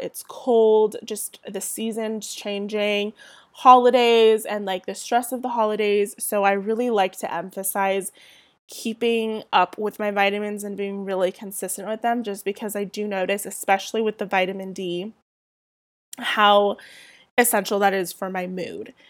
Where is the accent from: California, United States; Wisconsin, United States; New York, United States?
California, United States; Southern; accent: Southern California; I'm born and raised in Southern California